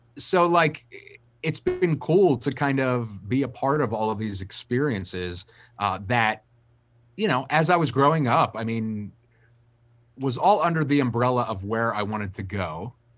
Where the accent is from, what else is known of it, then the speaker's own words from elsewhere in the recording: Wilmington, Delaware, United States; I'm a kid from Wilmington, Delaware